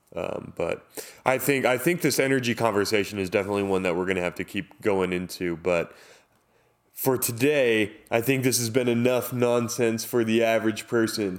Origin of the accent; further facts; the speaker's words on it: Southern California, United States; I grew up in Southern California.